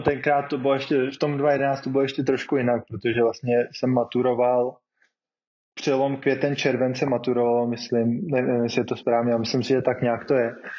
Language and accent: Czech; Czechia; moved away as an adult